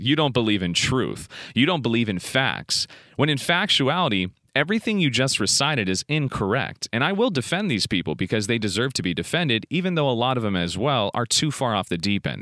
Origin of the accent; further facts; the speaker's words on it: United States; I'm in the United States of America doing this podcast. So technically, to the world, my nationality is American, yet my mother is from Macedonia